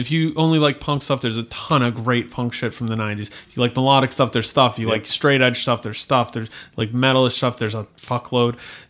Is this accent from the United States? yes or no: yes; Virginia, United States; I'm from Virginia, and … and … do absolutely nothing from me.